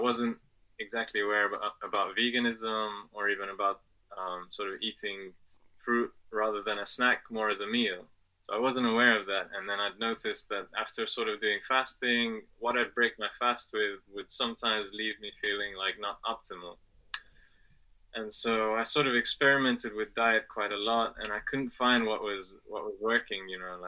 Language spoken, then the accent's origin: English; England, United Kingdom; also born or lived in Afghanistan; I'm originally from Afghanistan. And my family moved to England when I was 2 years old, and that's where I grew up.